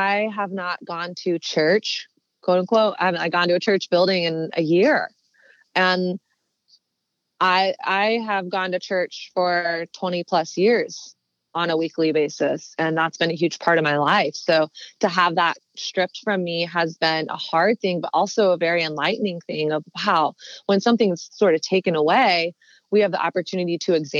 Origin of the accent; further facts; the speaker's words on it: the South, Southern United States, United States; moved away as an adult; now in New York City, United States; growing up in Southern conservative Christian culture